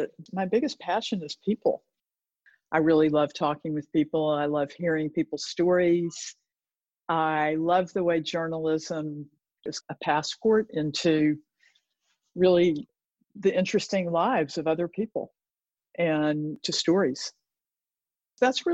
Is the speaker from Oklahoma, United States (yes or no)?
no; Chattanooga, Tennessee, United States; also born or lived in New York City / Cortes Island; now in Vancouver, Canada; I'm from Chattanooga, Tennessee. And Chattanooga is a very interesting place. It certainly was when I was growing up there.